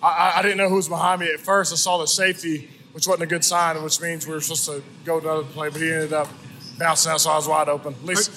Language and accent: English; East Texas, United States; I'm from East Texas.